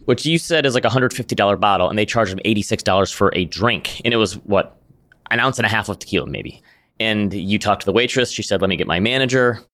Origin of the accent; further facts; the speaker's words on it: Midwest, United States; being a Midwesterner